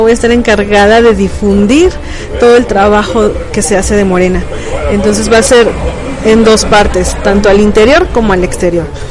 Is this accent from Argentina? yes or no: no; State of Mexico, Mexico; moved away as an adult; now in Querétaro, Mexico; soy originaria de Ciudad de México, nacida allá, radicada la mayor parte del tiempo en el Estado de México y bueno, hace como 12 años que estoy aquí en Querétaro.